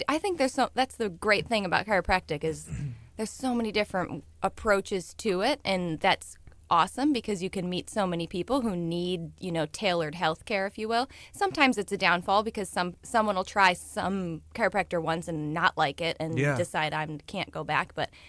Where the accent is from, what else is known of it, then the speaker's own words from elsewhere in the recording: St. Louis, Missouri, United States; St. Louis, Missouri.